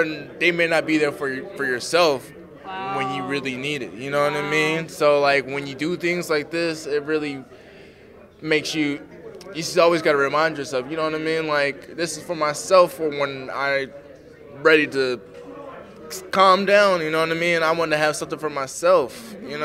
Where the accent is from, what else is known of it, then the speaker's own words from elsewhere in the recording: the South, United States; I'm from the South